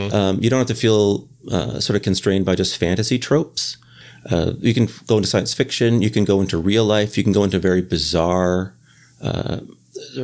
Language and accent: English; Canada; moved away as an adult; now in Boston, United States